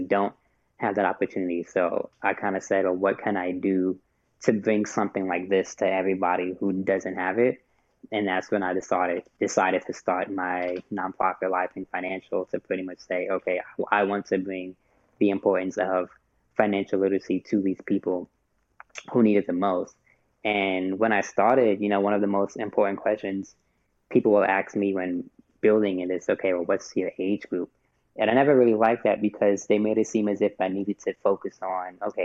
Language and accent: English; New York City, New York, United States; moved away as an adult; also born or lived in Queens, New York / Hampton, Virginia; now in Baltimore, United States; born and raised in Brooklyn, New York. I kind of claim both Brooklyn and Queens